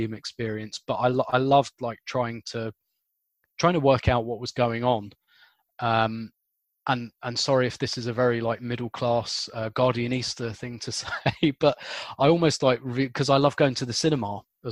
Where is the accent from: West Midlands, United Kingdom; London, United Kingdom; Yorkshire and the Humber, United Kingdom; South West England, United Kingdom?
London, United Kingdom; I grew up in South London